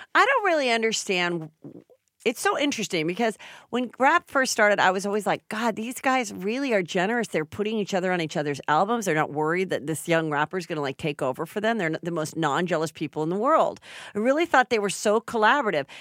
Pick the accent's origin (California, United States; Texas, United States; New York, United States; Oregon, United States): California, United States; Los Angeles; I grew up south the boulevard in Woodland Hills